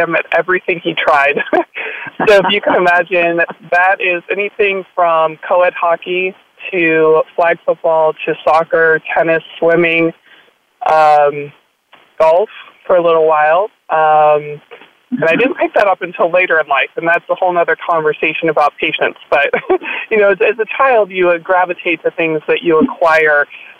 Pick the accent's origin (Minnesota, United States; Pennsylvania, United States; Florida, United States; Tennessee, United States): Minnesota, United States; I grew up in Minnesota, and I attended a private school in Minneapolis, Minnesota